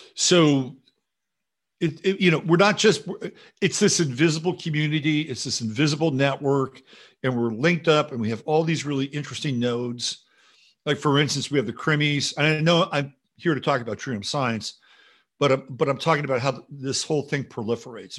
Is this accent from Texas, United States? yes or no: no; San Jose, California, United States; my, I guess you could call it my hometown, San Jose.